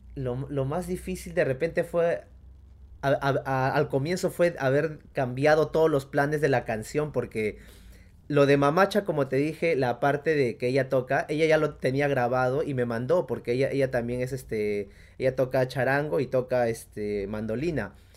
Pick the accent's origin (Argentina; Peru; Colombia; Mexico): Peru; Uripa, Apurímac; also born or lived in Cusco; de mi pueblo allá en Uripa, en Apurímac